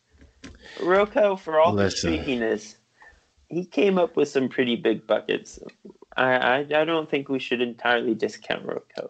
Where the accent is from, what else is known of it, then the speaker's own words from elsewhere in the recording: Georgia, United States; moved away; I'm from Georgia